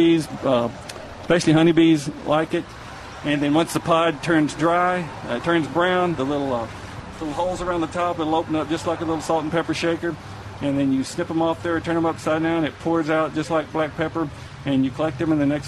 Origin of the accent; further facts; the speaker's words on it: East Texas, United States; growing up in East Texas